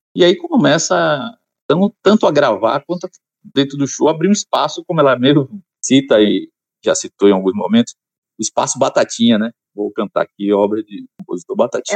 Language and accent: Portuguese; Salvador, Bahia, Brazil; now in Alagoinhas, Brazil; Nasci em Piripiri, no subúrbio de Salvador